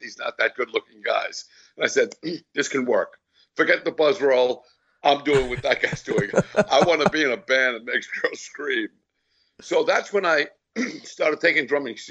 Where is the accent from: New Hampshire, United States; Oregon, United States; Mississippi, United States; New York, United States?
New York, United States; Seaford; also born or lived in Brooklyn, New York; I was born in Brooklyn. My father was a Brooklyn cop, and so he moved us out to Long Island. So that's where I grew up